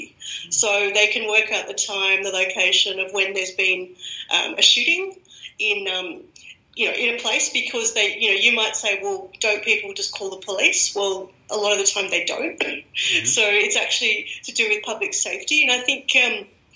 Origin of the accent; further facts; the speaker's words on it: Australia; accent: Australian; moved away as an adult; now in Germany; I'm Australian, as everyone can guess by my accent